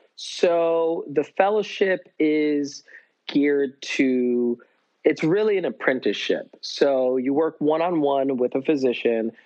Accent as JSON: {"language": "English", "town": "Corning", "region": "New York", "country": "United States", "tie": "born or raised there", "said": "I grew up in Corning, New York"}